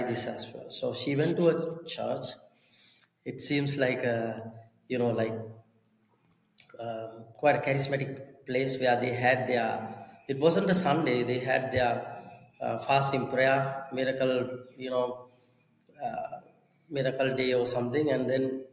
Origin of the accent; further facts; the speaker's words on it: Sri Lanka; I am a Sinhalese, and I was a Buddhist for 20 years. And you know, in my, I would say, village, and then in my family line, there were no Christians